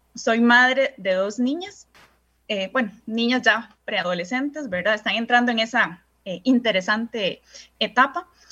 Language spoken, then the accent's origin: Spanish; San José, Costa Rica; soy costarricense, primeramente, ¿verdad? Y nací en el Hospital México